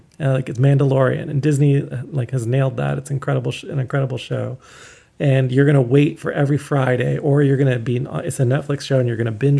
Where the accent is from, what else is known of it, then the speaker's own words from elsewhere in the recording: Canada; as a Canadian